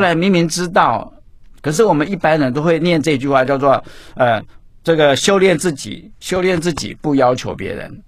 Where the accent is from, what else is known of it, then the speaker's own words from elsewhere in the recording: Baxianshan forest recreation area, Taichung, Taiwan; 我从小就住在山上，哈，住在古关，在山上去叫八仙山，山里游乐区那六，我在那边出生的